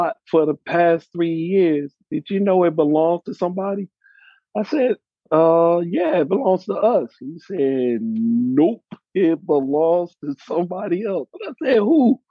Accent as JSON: {"language": "English", "town": "East Point", "region": "Georgia", "country": "United States", "tie": "born or raised there", "also_born_or_lived": "Queens, New York", "lives_now": "Savannah, United States", "said": "We used to live in East Point, Georgia. That's where I grew up."}